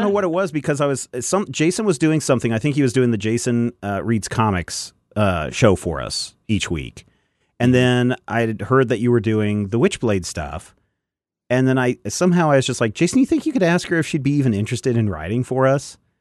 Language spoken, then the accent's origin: English; Kansas, United States; we're all from Kansas